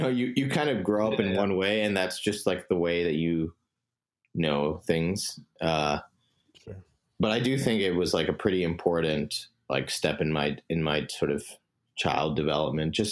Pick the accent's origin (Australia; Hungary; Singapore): Singapore; moved away as an adult; also born or lived in New York, United States; Um, so I grew up in Singapore um, for most of my life. Um, I was born in New York um, to parents that immigrated from India.